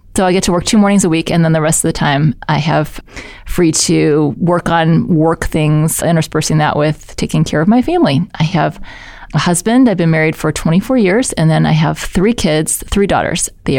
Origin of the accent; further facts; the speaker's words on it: St. Louis, Missouri, United States; Well, I grew up in St. Louis and I went to Parkway South because people always want to know that when we grew up in St. Louis.